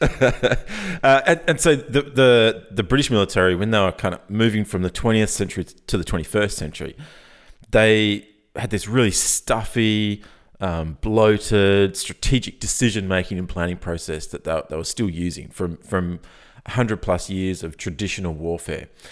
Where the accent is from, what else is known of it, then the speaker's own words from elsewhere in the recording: Australia; I'm Australian